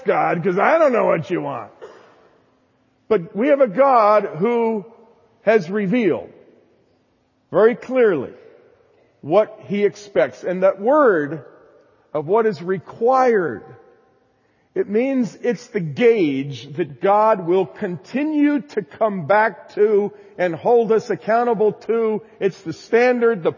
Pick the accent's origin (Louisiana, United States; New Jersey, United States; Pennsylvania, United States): New Jersey, United States; I was raised in New Jersey, so I have kind of a strong, emphatic tone to my voice